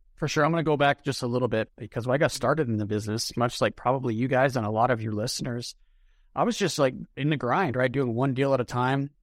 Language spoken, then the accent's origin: English; Denver, Colorado, United States; I was born in Denver, grew up in a suburb